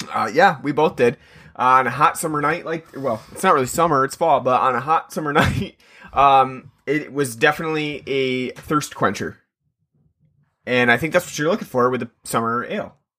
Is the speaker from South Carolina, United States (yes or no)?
no; New York, United States; I'm from New York